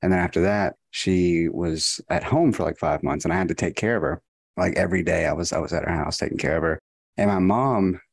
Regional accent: Texas, United States; I was from Texas

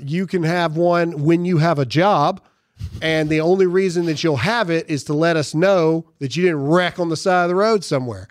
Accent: Caledonia, Mississippi, United States; I grew up in Mississippi.

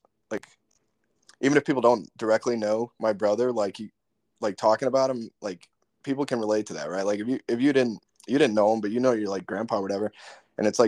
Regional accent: New York, United States; moved away; growing up in New York, I mean, it's a tight knit. We had a tight knit community

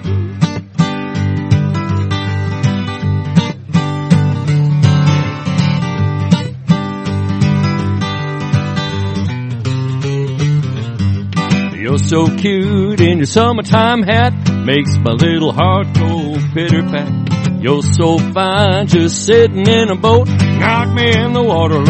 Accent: Long Lake, Minnesota, United States; moved away as an adult; now in Nashville, United States; born and raised in Long Lake, Minnesota

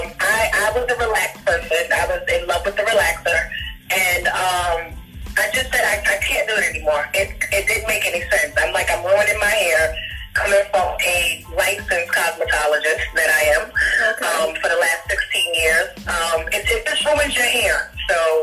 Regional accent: New York City, New York, United States; also born or lived in Queens, New York; I am born and raised in Brooklyn, New York. I currently live in Queens now

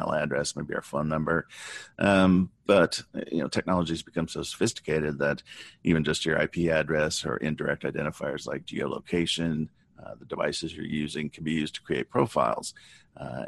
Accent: Southern California, United States; I grew up in Southern California.

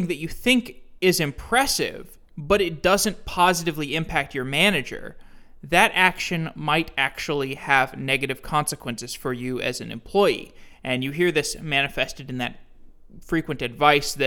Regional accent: Texas, United States; moved away as an adult; also born or lived in Chicago; I'm from Texas

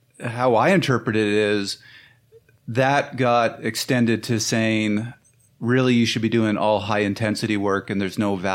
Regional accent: Canada; I'm Canadian.

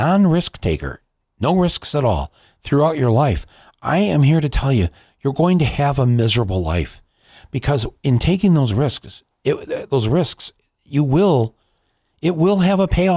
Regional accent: Flint, Michigan, United States; my hometown of Flint, Michigan

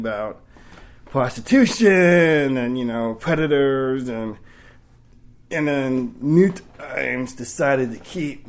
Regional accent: Sacramento, California, United States; moved away; also born or lived in Oakland / Miami; Yeah, I'm originally from Sacramento.

